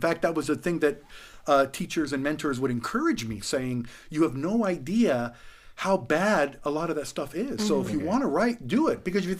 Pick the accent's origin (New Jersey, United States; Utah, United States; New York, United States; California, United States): California, United States; San Diego; also born or lived in Los Angeles; Actually, I grew up in San Diego.